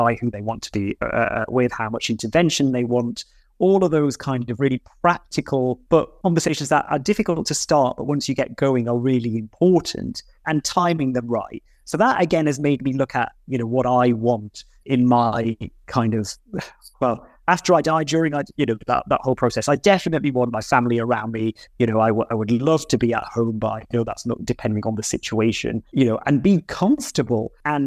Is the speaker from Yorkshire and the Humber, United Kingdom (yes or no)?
yes; Bradford, Yorkshire and the Humber, United Kingdom; I grew up in Bradford